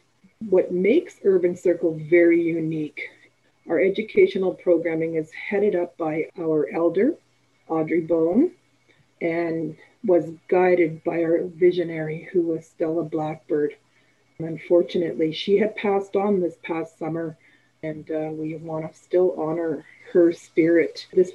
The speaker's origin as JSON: {"language": "English", "town": "Winnipeg", "region": "Manitoba", "country": "Canada", "tie": "born or raised there", "said": "I was born here in the North End. Have grown up and was raised in the North End, and I'm still living here in the North End city of Winnipeg."}